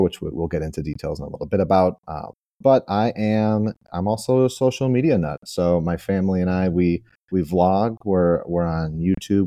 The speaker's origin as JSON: {"language": "English", "town": "Chicago", "region": "Illinois", "country": "United States", "moved": "yes", "lives_now": "Florida, United States", "said": "I am originally from Chicago. I do live in the Sunshine State now"}